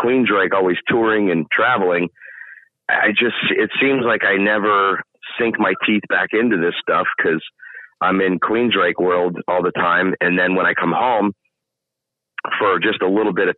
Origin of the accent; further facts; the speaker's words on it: St. Petersburg, Florida, United States; I was born here